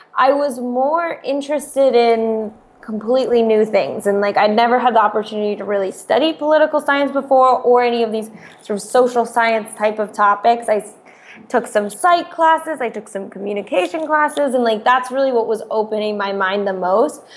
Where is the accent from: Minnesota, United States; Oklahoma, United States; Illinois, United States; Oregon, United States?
Oregon, United States; Eugene; moved away; also born or lived in Stanford, California; I'm from Eugene, Oregon. So more of a small town, but also a college town.